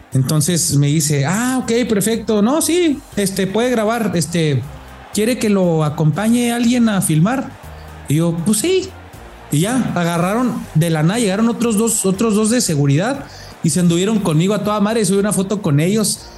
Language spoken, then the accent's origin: Spanish; Mexico; como mexicano